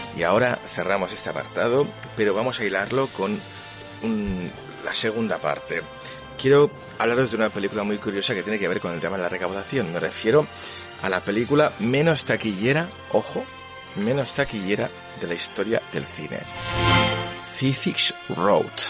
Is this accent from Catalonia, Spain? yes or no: yes; Catalonia, Spain; yo soy catalán